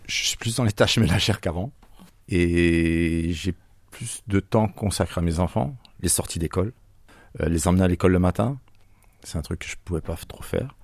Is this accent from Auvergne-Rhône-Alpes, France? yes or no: no; Bourgogne-Franche-Comté, France; now in Marseille, France; je suis franco-suisse. Je viens de la région de Franche-Comté. J'ai pas pris l'accent